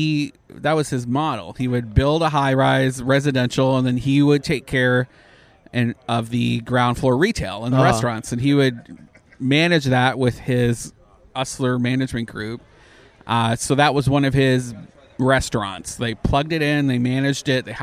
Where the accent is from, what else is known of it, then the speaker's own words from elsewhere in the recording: Canada; now in Orlando, United States; I'm a socialist from Canada.